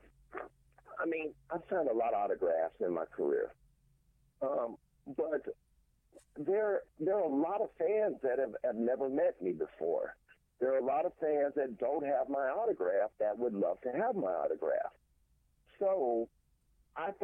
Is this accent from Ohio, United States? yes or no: yes; Cincinnati, Ohio, United States; I'm born and raised in Cincinnati, Ohio, so that grew up on that side of the country.